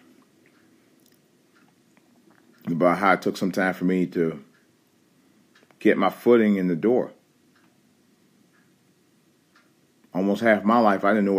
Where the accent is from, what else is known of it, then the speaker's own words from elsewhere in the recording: Cleveland, Ohio, United States; moved away as an adult; I left Cleveland, Ohio.